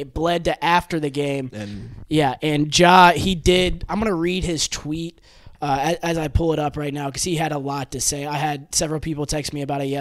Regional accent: Memphis, Tennessee, United States; I'm from Memphis

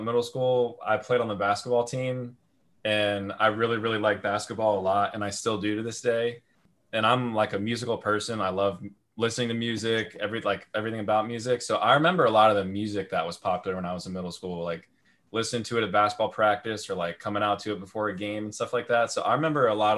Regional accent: Great Bridge, Virginia, United States; moved away as an adult; I went to, I believe, the same Great Bridge Middle School you guys currently go to, from, I believe, 2006, 2007, 2008. I then went on to Great Bridge High School, from graduated in 2013

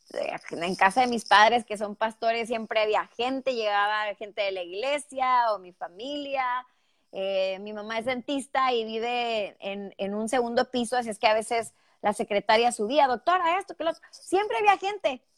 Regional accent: northern Mexico, Mexico; accent: northern Mexican; moved away as an adult; now in Houston, United States; soy mexicana y que bueno, pues eh, soy del norte de México, arriba del norte, señores, y creo que los que son mexicanos saben porque tengo el acento muy marcado, muy mexicanote, pero muy del norte

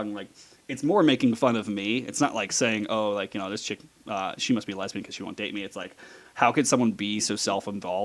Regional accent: Las Vegas, Nevada, United States; I am from Las Vegas, where I currently live. I'm one of the rare born and bred Las Vegans

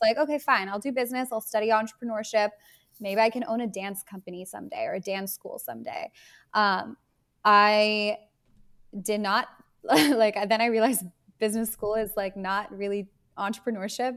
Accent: Bay Area, Silicon Valley, California, United States; I grew up in the Bay Area, in the Silicon Valley

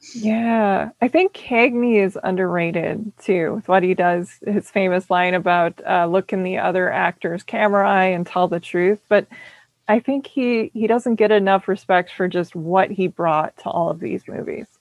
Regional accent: Minneapolis, Minnesota, United States; also born or lived in St. Paul; growing up in Minneapolis and St. Paul

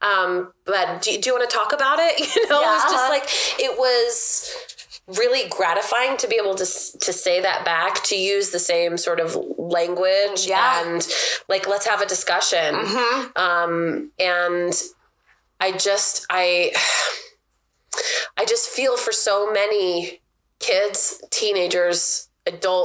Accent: Everett, Washington, United States; where I grew up in South Everett

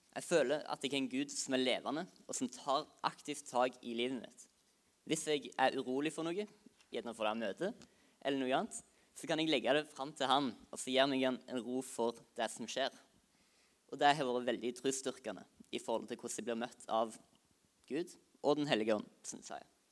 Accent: Norway; Jeg kommer fra Høybakka

